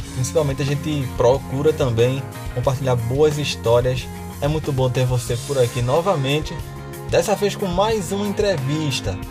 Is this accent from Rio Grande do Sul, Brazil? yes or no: no; Recife, Pernambuco, Brazil; eu sou da Zona Norte de Recife